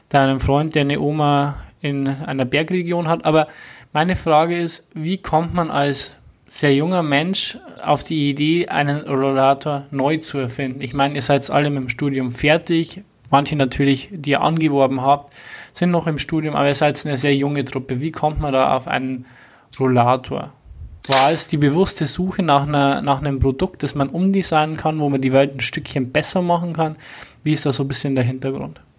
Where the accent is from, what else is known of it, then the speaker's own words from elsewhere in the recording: Bavaria, Germany; also bei uns in Bayern sagt man im Block